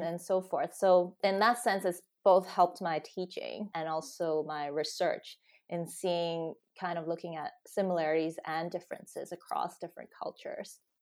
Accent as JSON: {"language": "English", "country": "Hong Kong", "tie": "born or raised there", "also_born_or_lived": "United States", "moved": "as an adult", "lives_now": "United Kingdom", "said": "I grew up in Hong Kong, spent, you know, my high school years there."}